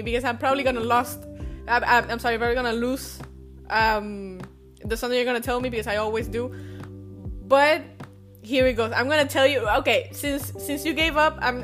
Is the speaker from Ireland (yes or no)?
no; Venezuela; English is a second language; now in Europe; we're both from Venezuela, or obviously our childhood is way different than somebody who, you know, grew up here in Europe